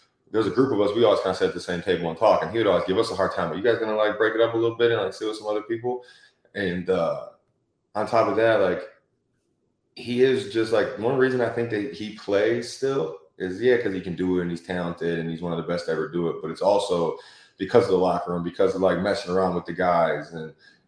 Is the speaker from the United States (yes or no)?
yes; Detroit, Michigan, United States; moved away; I grew up in Metro Detroit